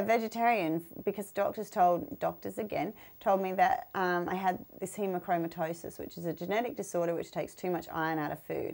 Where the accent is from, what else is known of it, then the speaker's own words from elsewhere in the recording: Australia; our snakes in Australia